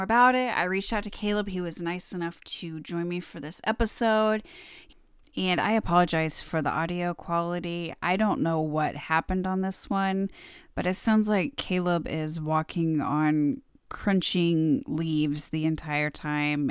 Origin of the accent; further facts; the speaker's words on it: Missouri, United States; moved away; I grew up in Missouri, live in Missouri again